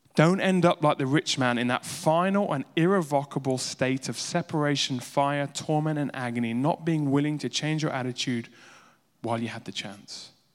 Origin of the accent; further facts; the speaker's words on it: Uganda; I grew up in Edi Army in Uganda